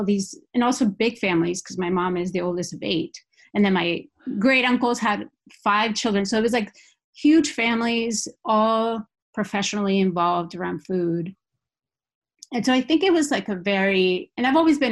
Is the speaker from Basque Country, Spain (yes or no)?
yes; Basque Country, Spain; English is a second language; moved away as an adult; now in Seattle, United States; I moved away from the Basque Country